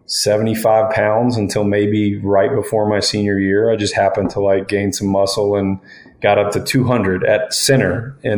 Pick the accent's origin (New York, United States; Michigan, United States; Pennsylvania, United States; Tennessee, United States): Tennessee, United States; a little rec league in my hometown, Cairoville, Tennessee